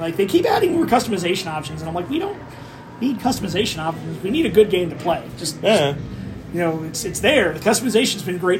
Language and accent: English; Philadelphia, Pennsylvania, United States; it's my hometown crowd. We all know what us Philadelphians are famous for.